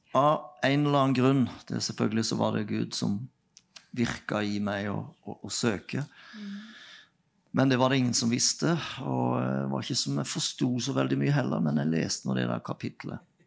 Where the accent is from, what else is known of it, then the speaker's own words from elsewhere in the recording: Nelaug, Agder, Norway; Vi vokste opp på Nelaug